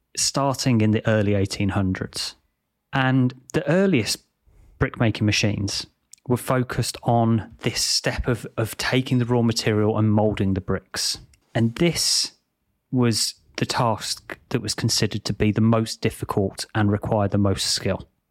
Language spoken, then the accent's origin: English; England, United Kingdom; Growing up in England